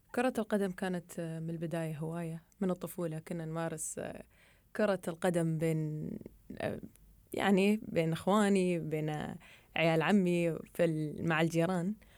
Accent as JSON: {"language": "Arabic", "region": "Dubai", "country": "United Arab Emirates", "said": "وأنا من دبي"}